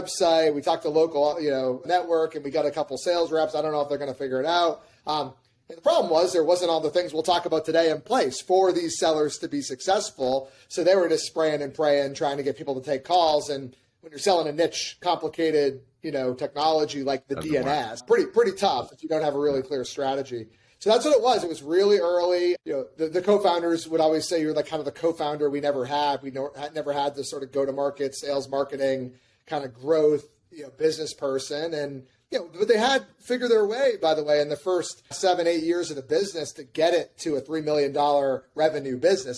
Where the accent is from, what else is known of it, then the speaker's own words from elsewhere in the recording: New Hampshire, United States; moved away as an adult; also born or lived in California / San Diego; I moved back home to my home state in New Hampshire.